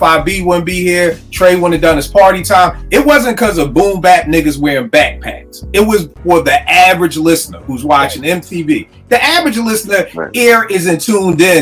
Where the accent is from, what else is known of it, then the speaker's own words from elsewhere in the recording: Philadelphia, Pennsylvania, United States; I'm from Uptown